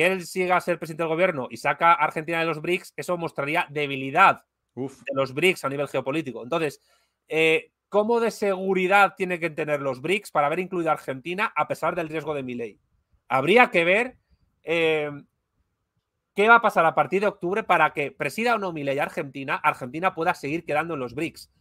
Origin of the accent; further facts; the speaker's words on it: Spain; como decimos en España